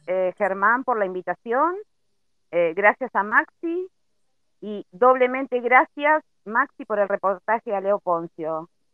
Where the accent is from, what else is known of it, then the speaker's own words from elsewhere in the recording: La Plata, Buenos Aires Province, Argentina; De la ciudad de La Plata.